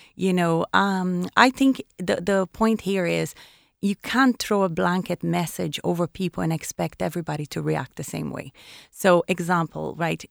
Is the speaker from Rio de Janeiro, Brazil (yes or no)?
yes; Rio de Janeiro, Brazil; moved away as an adult; also born or lived in Caribbean; now in Ireland; I was born in Rio de Janeiro, eh, by the ocean